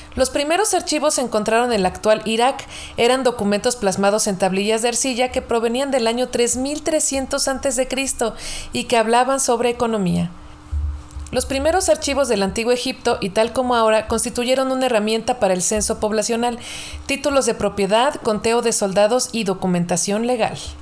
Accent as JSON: {"language": "Spanish", "country": "Mexico", "said": "como mexicanos"}